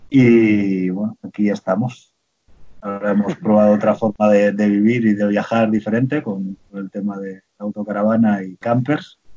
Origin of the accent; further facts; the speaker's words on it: Santa Coloma de Gramenet, Catalonia, Spain; moved away as an adult; soy nacido en Santa Coloma de Gramenet, una ciudad de, Barcelona